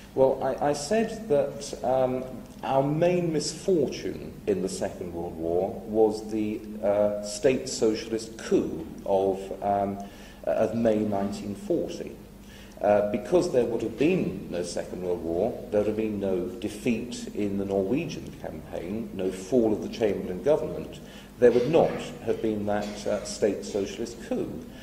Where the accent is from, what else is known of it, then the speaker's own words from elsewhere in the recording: England, United Kingdom; as an Englishman